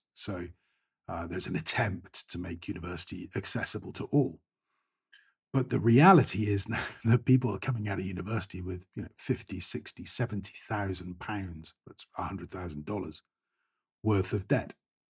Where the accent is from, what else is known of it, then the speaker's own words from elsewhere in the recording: United Kingdom; Again, the UK, I grew up in Thatcher's Britain. So the target in life was to buy a house, own your own property.